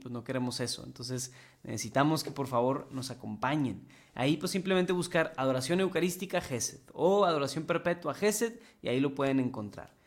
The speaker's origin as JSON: {"language": "Spanish", "country": "Mexico", "said": "aquí en varios de los que vemos este programa somos mexicanos."}